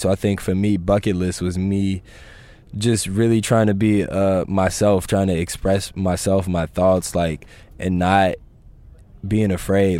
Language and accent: English; Chicago, Illinois, United States; growing up in Chicago